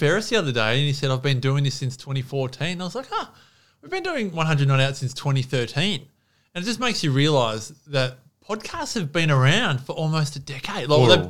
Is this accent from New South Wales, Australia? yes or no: no; Melbourne, Victoria, Australia; I love AFL football. I grew up in Melbourne.